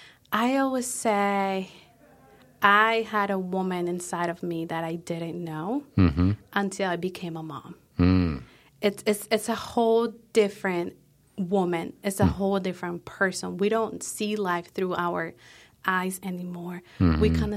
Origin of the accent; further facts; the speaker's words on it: Colombia; So like I said, we are originally from Colombia.